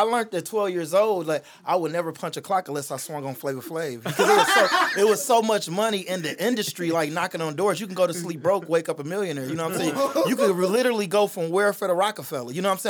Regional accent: Detroit, Michigan, United States; So like, I'm from Detroit

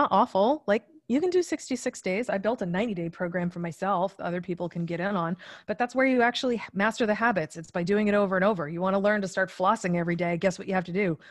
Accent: Massachusetts, United States; I am originally from Massachusetts

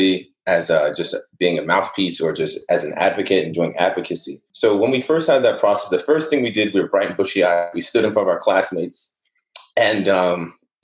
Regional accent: Newark, New Jersey, United States; also born or lived in Nigeria / Irvington, New Jersey / Union, New Jersey; I grew up in Newark and Irvington, then I moved to suburbs of Union.

